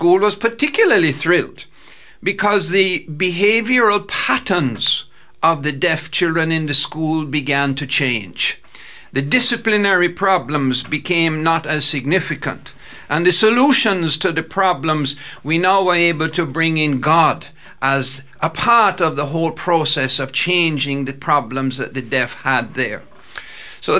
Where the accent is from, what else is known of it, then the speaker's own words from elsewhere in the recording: Jamaica; now in Roanoke, United States; I was born in the island of Jamaica